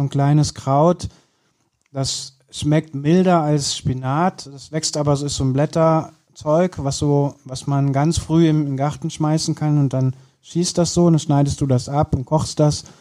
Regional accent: Kürten, North Rhine-Westphalia, Germany; now in Cologne, Germany; bei uns auf dem Land, ich komme ja aus Kürten

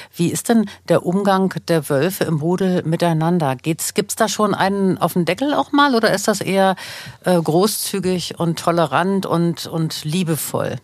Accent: Germany; hier bei uns in Deutschland

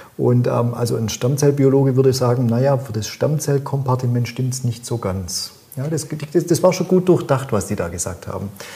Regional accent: Swabia, Germany; accent: Swabian; ich bin ja Schwabe, wie man mir un, äh, gut, gut anmerkt

